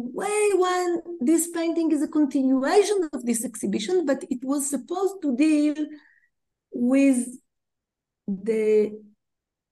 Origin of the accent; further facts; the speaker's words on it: Tel Aviv, Tel Aviv District, Israel; English is a second language; growing up as a kid in Tel Aviv